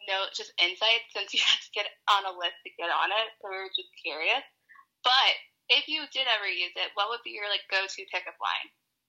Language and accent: English; Atlanta, Georgia, United States; We're from Atlanta